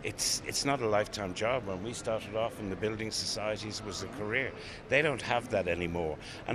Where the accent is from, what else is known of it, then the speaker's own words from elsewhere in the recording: Ireland; parents were Irish, met in England, came back to Ireland, then went back. And I suppose we're used to that as an Irish thing.